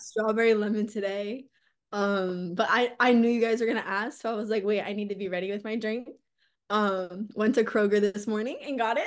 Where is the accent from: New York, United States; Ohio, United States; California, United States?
Ohio, United States; Columbus; also born or lived in Athens, Ohio; I'm originally from Columbus, Ohio.